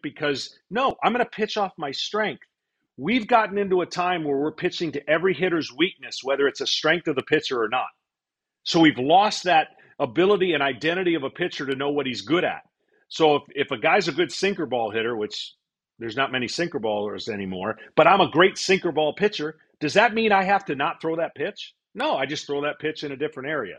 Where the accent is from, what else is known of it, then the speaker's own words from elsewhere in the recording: Detroit, Michigan, United States; moved away as an adult; I was a Detroit native